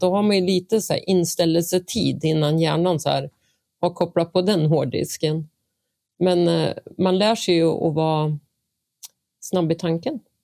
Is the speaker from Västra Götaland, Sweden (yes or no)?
no; Vingåker, Södermanland, Sweden; moved away; also born or lived in Eskilstuna; Jag är en bonnunge från Vingåker eh, växte upp på gård